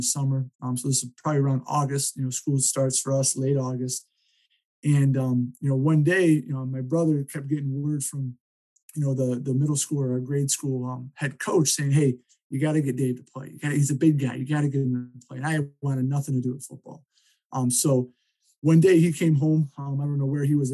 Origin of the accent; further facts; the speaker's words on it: Cleveland, Ohio, United States; growing up in Ohio, great football town, you know, being in Cleveland, I was able, you know, to go to Lake Catholic High School